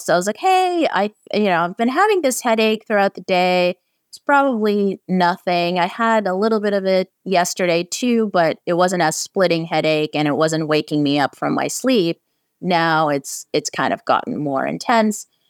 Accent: San Francisco, California, United States; I'm from San Francisco

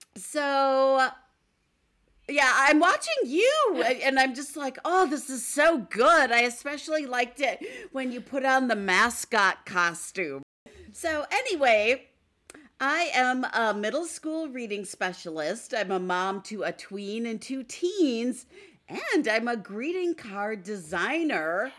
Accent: Stevens Point, Wisconsin, United States; winter days growing up in Stevens Point, tobogganing at Iverson Park

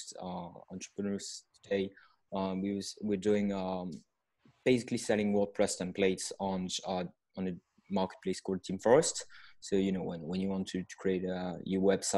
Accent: France; accent: French; English is a second language; I'm hailing from France with my accent.

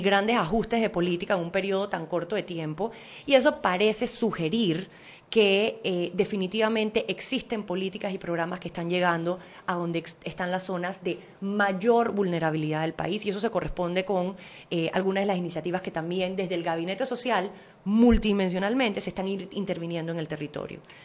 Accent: Panama; como panameña

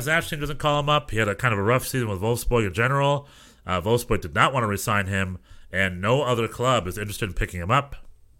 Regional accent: Greensboro, North Carolina, United States; I'm from Greensboro, North Carolina, where I went to school. So I say Greensboro.

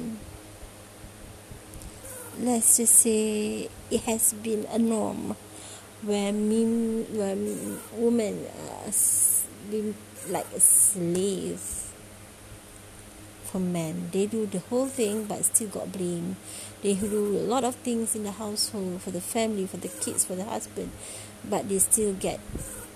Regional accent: Malaysia; I'm from Malaysia

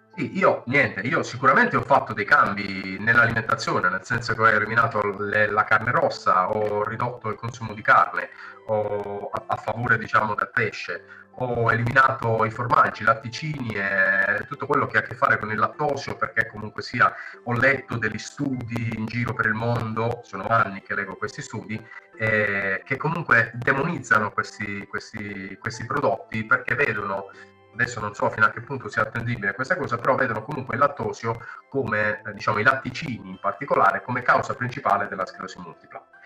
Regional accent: Mola di Bari, Apulia, Italy; io sono di Mola, eh, qui a Monopoli, qui vicino

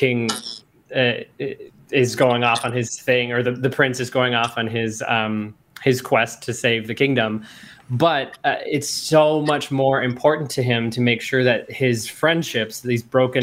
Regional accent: Pine City, Minnesota, United States; now in Twin Cities, United States; I grew up in Pine City, mm-hmm. and I know Pine County well

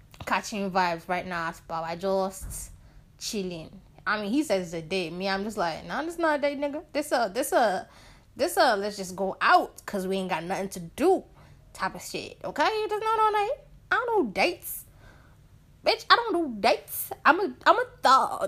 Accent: Nigeria; being Nigerian

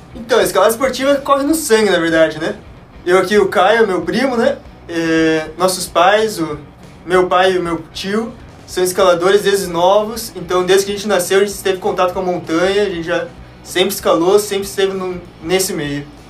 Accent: Curitiba, Paraná, Brazil; sou de Curitiba

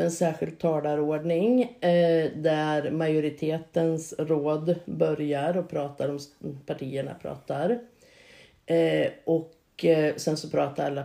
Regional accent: Örkelljunga, Skåne, Sweden; och jag är revisorsassistent från från Örkelljunga.

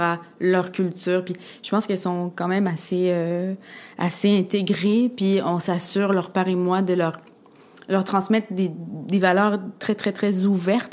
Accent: Quebec, Canada; je suis québécoise, je suis née ici, puis j'ai grandi ici, puis j'ai baigné euh, complètement dans la culture québécoise.

